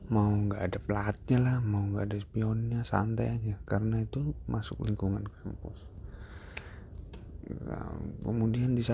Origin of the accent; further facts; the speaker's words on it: Pematang Siantar, North Sumatra, Indonesia; born there; saya lahir di Pematang Siantar, anak kelahiran tahun 97, 19 September.